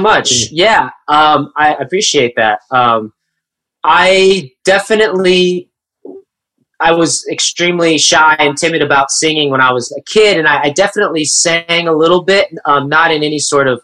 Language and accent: English; Coachella Valley, Southern California, United States; I grew up in the Coachella Valley in Southern California